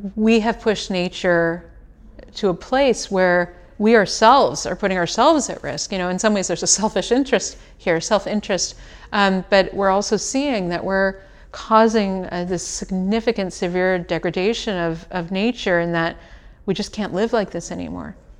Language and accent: English; United States; I come from the United States